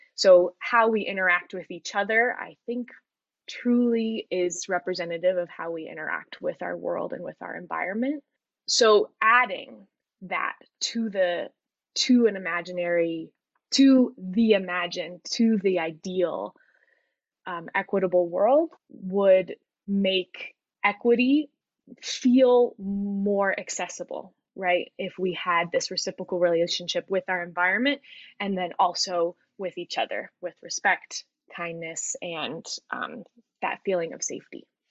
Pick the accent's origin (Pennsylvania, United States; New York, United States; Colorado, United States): Colorado, United States; I am a 30 year old white woman born and raised in Colorado.